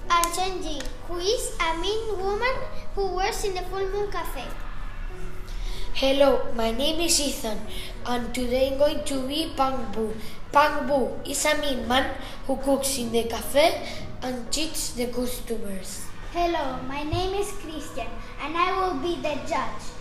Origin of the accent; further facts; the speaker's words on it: Santa Brígida, Canary Islands, Spain; soy de Santa Brígida.